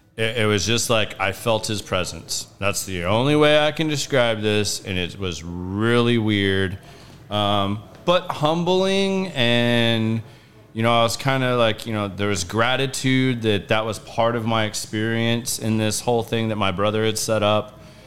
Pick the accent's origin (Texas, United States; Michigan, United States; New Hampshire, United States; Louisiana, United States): Texas, United States; I grew up in in Texas